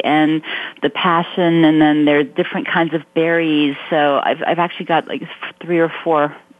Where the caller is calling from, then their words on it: Mountain View, California, United States; I am calling from Mountain View, home of Google.